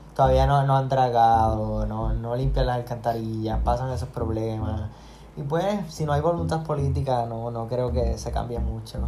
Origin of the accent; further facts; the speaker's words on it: Puerto Rico; mi pueblo, en Macao